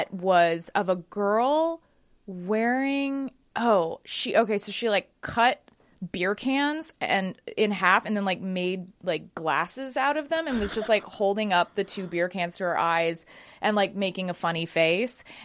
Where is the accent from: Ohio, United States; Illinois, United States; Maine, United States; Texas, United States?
Texas, United States; Dallas; I grew up in Dallas